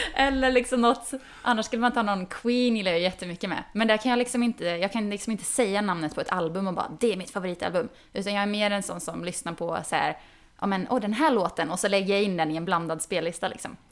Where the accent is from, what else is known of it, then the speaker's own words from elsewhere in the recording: Falköping, Västra Götaland, Sweden; accent: västdialekt, västgötska; Jag är inte från Göteborg, men jag är från Falköping.